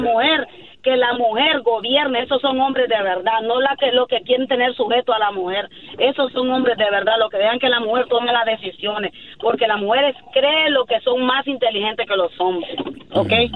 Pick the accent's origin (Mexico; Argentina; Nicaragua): Nicaragua; yo soy de Nicaragua